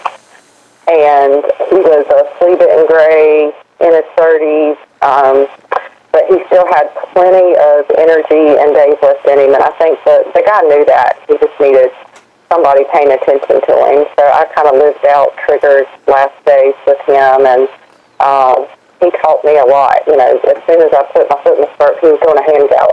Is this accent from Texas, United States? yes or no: no; Seagrove, North Carolina, United States; now in Scotland Neck, United States; I grew up in Seagrove, North Carolina, which is in southern Randolph County